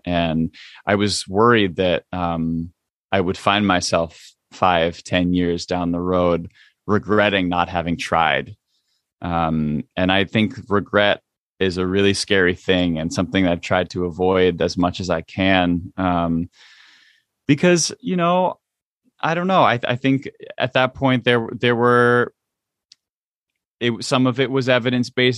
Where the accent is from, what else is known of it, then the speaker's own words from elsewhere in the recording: United States; growing up much much, um, more as an, uh, as an American than, than, um, necessarily an Indian